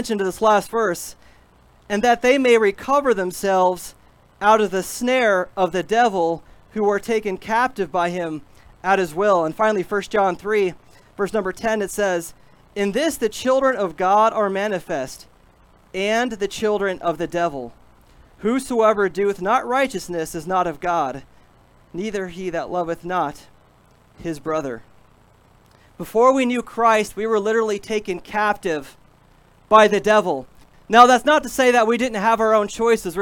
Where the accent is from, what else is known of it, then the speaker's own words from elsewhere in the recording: Midwest, United States; We're all from the Midwest, at least most of us